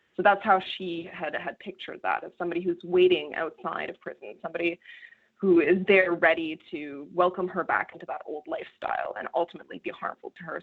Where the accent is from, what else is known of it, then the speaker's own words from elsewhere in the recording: Canada; I come from Canada. I come from a rural part of Canada where opioid addiction is a huge problem in the communities